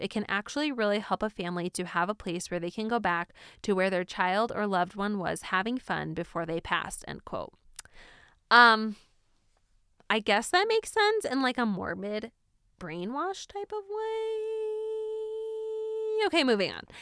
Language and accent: English; East Coast, United States; Growing up on the East Coast, I never went to Disneyland